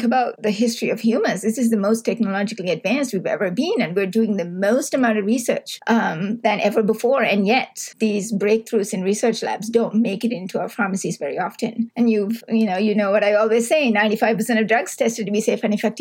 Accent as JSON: {"language": "English", "country": "Sri Lanka", "tie": "born or raised there", "moved": "yes", "lives_now": "Canada", "said": "I grew up in Sri Lanka."}